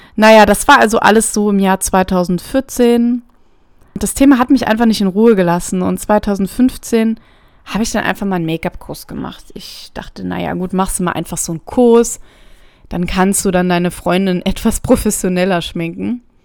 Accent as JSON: {"language": "German", "area": "near Trier", "region": "Rhineland-Palatinate", "country": "Germany", "tie": "born or raised there", "said": "ich komme ursprünglich aus der Nähe von Trier, das liegt an der Grenze zu Luxemburg"}